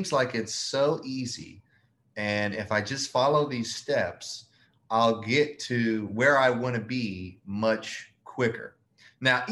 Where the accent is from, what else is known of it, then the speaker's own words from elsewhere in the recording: Memphis, Tennessee, United States; moved away as an adult; now in Mobile, United States; I'm from Memphis, Tennessee, but I moved to Mobile, Alabama, which is where our portfolio is, roughly about 4 years ago